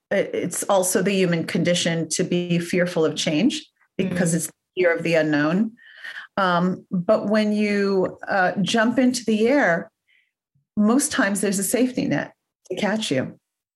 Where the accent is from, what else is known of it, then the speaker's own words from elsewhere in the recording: New York City, New York, United States; moved away as an adult; now in Los Angeles, United States; I grew up in Forest Hills, Queens.